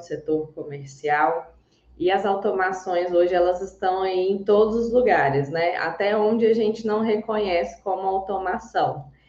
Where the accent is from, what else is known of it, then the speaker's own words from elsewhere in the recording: Goiás, Brazil; accent: goiano, strong, many R's; Tem um sotaque super forte, goiana, desde que nasci. Vocês vão ouvir aí muitos R's, bem cantado.